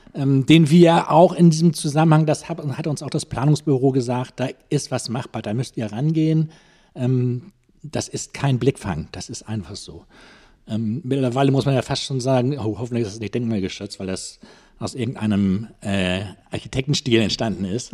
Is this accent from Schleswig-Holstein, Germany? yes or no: yes; Wentorf, Schleswig-Holstein, Germany; moved away as an adult; also born or lived in Hamburg; now in Schwarzenbek, Germany; Ich komme aus Hamburg. Groß geworden bin ich in Wentorf hm. als Jugendlicher